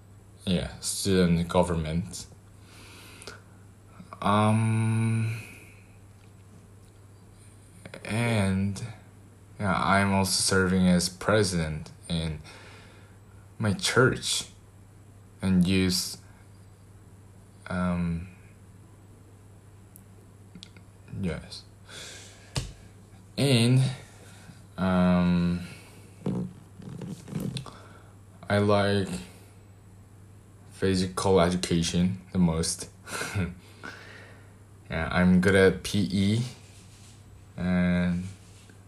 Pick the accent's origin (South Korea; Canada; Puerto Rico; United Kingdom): South Korea; I am from Korea, South Korea, Republic of South Korea